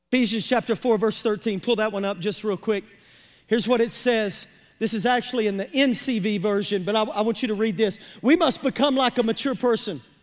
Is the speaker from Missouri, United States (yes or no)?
yes; Pemiscot County, Missouri, United States; I'm from Pemiscot County, Missouri